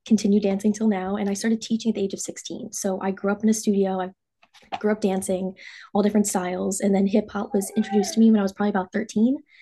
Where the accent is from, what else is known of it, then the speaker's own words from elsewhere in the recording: Cherry Hill, New Jersey, United States; I'm from Cherry Hill, New Jersey